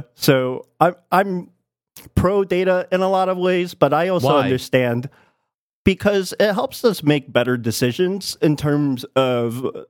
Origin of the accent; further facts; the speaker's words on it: New York City, New York, United States; I grew up in the Bronx.